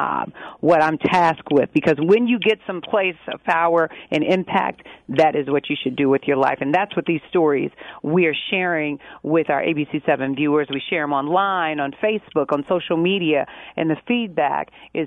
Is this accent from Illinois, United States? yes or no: yes; Chicago, Illinois, United States; I'm born and raised in Chicago, on the south side of Chicago.